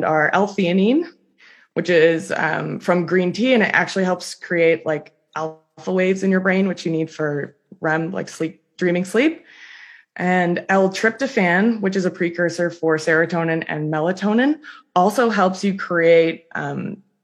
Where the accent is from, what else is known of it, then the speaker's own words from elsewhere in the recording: Toronto, Ontario, Canada; I'm from Toronto